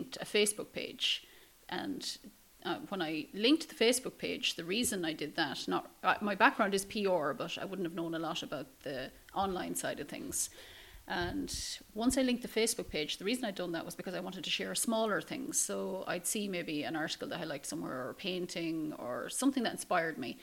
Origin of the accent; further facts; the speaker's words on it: Ballinamore, Connacht, Ireland; I'm born and raised in Ballinamore